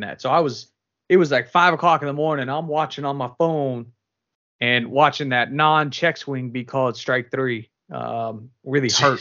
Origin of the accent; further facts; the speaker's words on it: California, United States; moved away; also born or lived in Boston; I'm from California originally